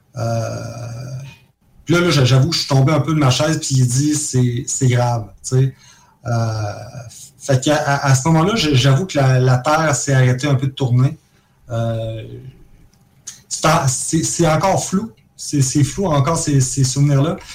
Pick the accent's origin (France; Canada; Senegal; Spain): Canada; Jouvence, Quebec; also born or lived in Caracas, Venezuela / Trois-Rivières; on vient de Jouvence, euh, toute la gang. On a, on a vécu à Caracas pendant trois ans, euh, quand on était très jeunes